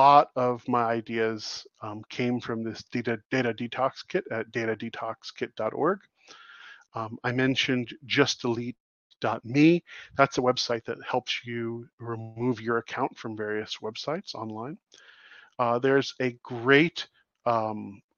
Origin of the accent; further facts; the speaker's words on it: United States; also born or lived in Canada; as an American who spends a great deal of time in Canada